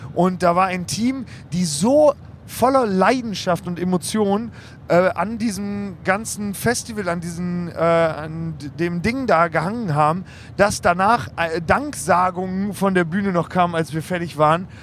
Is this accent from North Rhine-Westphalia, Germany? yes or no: no; Osnabrück, Lower Saxony, Germany; ich komme aus Osnabrück